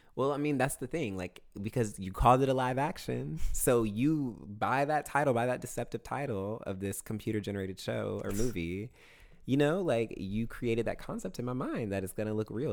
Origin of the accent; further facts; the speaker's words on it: Augusta, Georgia, United States; Fort Gordon, which is the military base in my hometown